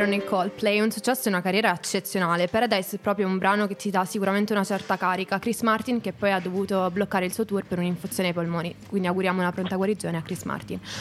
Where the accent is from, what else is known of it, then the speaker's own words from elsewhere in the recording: Abruzzo, Italy; io sono dell'Abruzzo